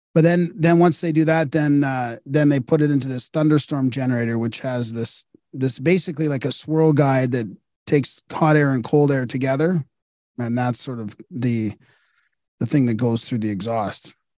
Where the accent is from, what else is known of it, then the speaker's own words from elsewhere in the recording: Canada; I'm Canadian